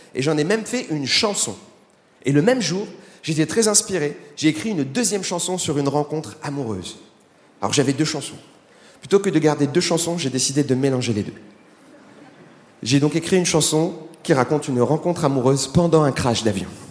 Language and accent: French; France; je suis français